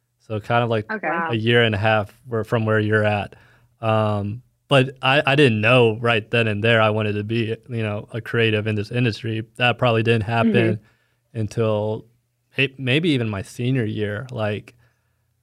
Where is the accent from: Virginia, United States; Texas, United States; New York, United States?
Texas, United States; Dallas; moved away as an adult; also born or lived in Fayetteville, Arkansas; now in Kansas City, United States; I'm from Dallas, Texas